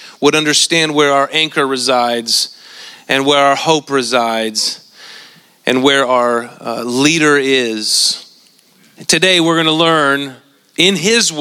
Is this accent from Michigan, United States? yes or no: no; Central Valley of California, United States; moved away; Where I grew up in the Central Valley of California